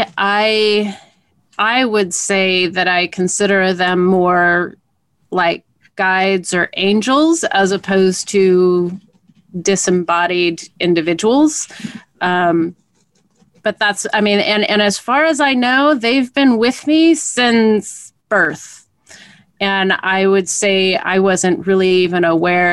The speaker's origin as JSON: {"language": "English", "town": "Portland", "region": "Oregon", "country": "United States", "tie": "born or raised there", "said": "growing up in Portland"}